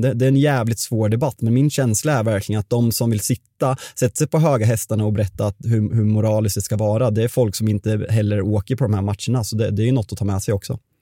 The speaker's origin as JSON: {"language": "Swedish", "country": "Sweden", "said": "vi är svenskar"}